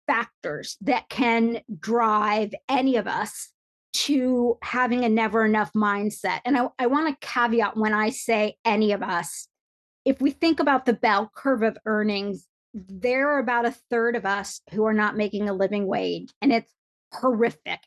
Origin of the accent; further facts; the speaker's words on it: a small town in Indiana, United States; I had an American mom and we were living in a small town in Indiana